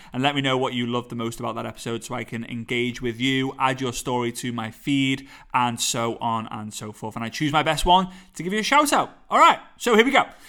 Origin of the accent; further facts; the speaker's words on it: Liverpool, North West England, United Kingdom; accent: Scouse; my Scouse accent